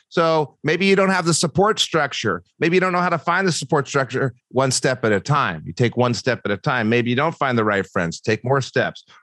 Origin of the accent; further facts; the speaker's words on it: Brookfield, Wisconsin, United States; moved away as an adult; also born or lived in Michigan; I went to uh, Brookfield East High School.